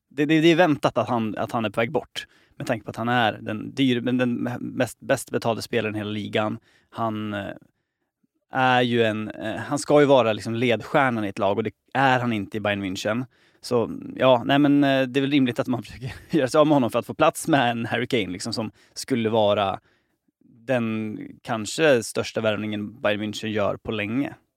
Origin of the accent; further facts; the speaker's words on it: Sweden; som svensk